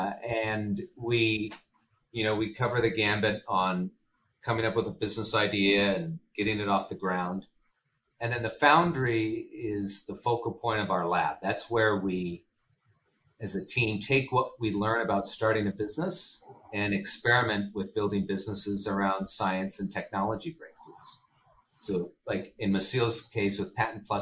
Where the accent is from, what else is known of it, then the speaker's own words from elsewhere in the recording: United States; as an American